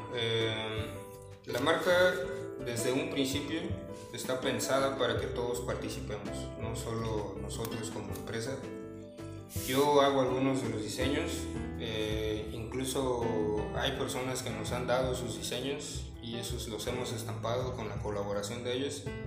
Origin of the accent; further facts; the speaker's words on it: Cancún, Quintana Roo, Mexico; also born or lived in Mexico City; yo soy originario de la Ciudad de México, pero la verdad es que crecí por aquí, en la zona